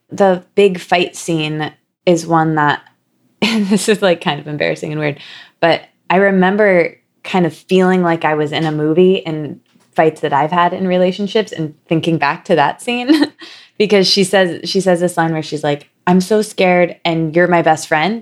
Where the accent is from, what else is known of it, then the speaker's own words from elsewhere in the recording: Midwest, United States; now in New York, United States; we're both from the Midwest